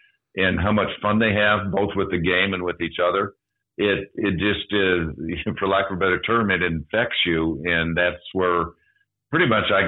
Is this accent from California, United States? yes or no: no; Rapid City, South Dakota, United States; also born or lived in Tulsa, Oklahoma; I'm from Rapid City, South Dakota